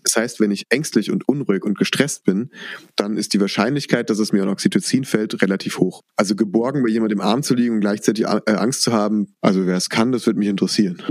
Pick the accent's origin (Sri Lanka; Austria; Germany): Germany; Rhineland-Palatinate; Bei uns in der Pfalz